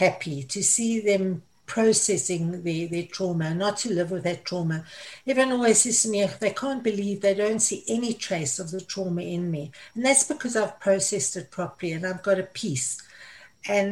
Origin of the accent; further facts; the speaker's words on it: South Africa; moved away as an adult; also born or lived in Middle East; I'm South African. I left South Africa. I went to live in the Middle East. And finally, the Middle East kicked me out because of my age, so I returned to South Africa